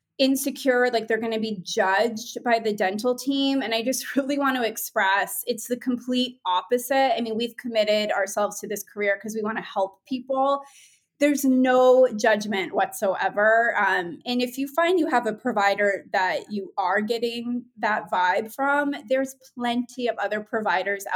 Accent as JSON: {"language": "English", "region": "New England", "country": "United States", "tie": "born or raised there", "said": "I grew up in New England and I was always an art kid"}